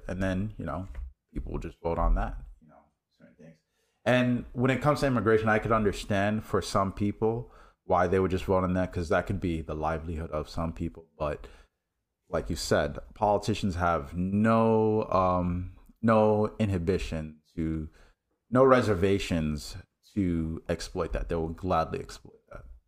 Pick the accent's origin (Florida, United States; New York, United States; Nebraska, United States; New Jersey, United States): New York, United States; New York City; I grew up in New York City